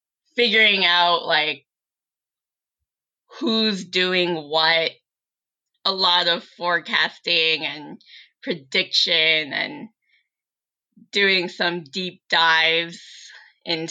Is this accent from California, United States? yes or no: yes; Silicon Valley, California, United States; growing up in Silicon Valley